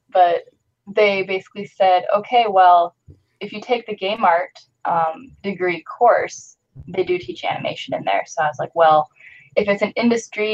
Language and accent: English; Montana, United States; I grew up in Montana